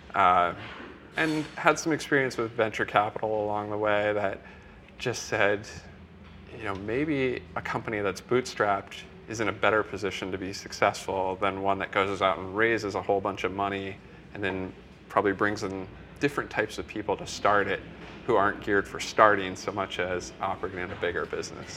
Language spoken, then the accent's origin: English; Iowa, United States; I'm from Iowa, so in the middle of Iowa